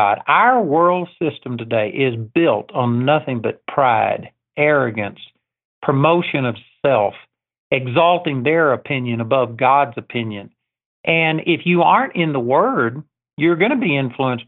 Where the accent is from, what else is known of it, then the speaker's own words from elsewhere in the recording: Texas, United States; I'm a hick from Texas